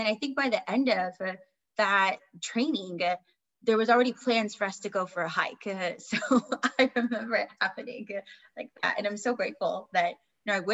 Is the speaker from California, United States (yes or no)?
yes; Southern California, United States; I born and raised in Southern California, and I've lived here for most of my life